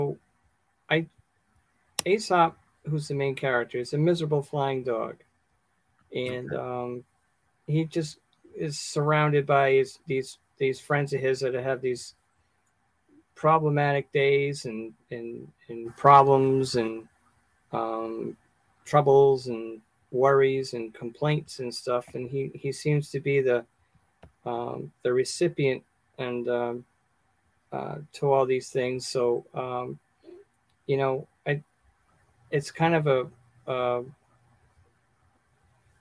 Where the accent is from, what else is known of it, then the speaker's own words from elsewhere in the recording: Massachusetts, United States; now in Smithfield, United States; I'm originally from Massachusetts, but I live in Smithfield. I've been here, Rhode Island, for, 30-something years.